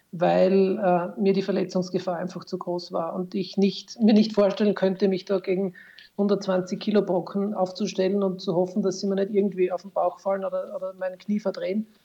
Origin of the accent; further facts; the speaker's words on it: Styria, Austria; allerdings keiner in der Steiermark, wo ich her bin